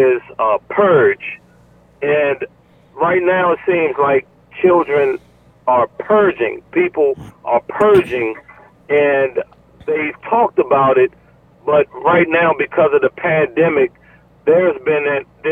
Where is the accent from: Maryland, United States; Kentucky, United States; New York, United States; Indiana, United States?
Maryland, United States; Lanham; also born or lived in Laurel, Maryland; I'm a graduate from Duval High School